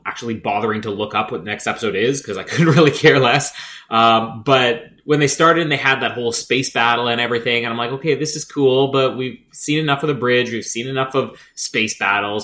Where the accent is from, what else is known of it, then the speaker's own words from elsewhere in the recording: Canada; We're Canadian. We know French.